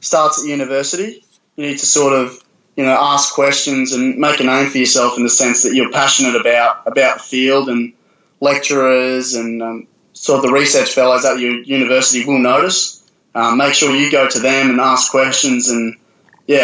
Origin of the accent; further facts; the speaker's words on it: South Australia, Australia; now in Brisbane, Australia; I'm a boy from South Australia.